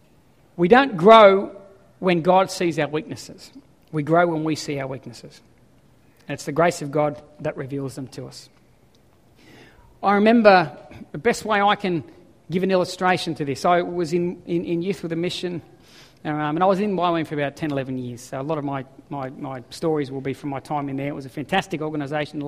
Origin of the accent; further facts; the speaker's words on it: Ballina, New South Wales, Australia; moved away; I come from Ballina. Yes, I surfed as a kid